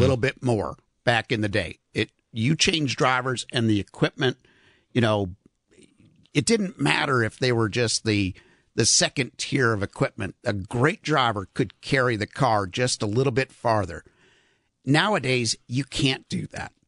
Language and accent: English; Chicago, Illinois, United States; I'm from Chicago, obviously.